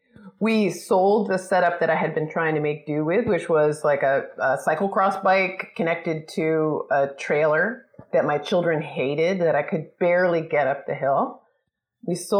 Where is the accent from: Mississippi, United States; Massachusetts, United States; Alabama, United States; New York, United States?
New York, United States; suburb of New York City, United States; now in California, United States; I grew up on the East Coast in a sort of preppy, waspy suburb of New York City